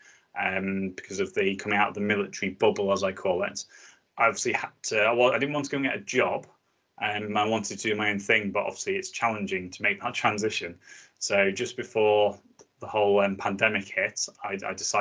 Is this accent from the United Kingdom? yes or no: yes; the Northwest, North West England, United Kingdom; I'm from the Northwest, so I live just on the Wirral